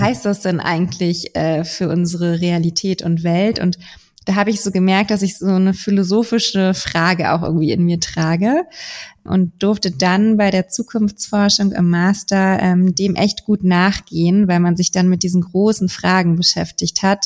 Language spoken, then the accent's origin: German; Berlin, Germany; moved away as an adult; now in Hamburg, Germany; ich komme gebürtig aus Berlin, bin jetzt gerade in Hamburg